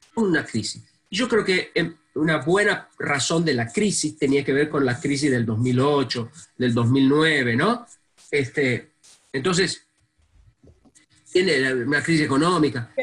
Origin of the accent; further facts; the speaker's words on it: Argentina; moved away; viniendo de un país como la Argentina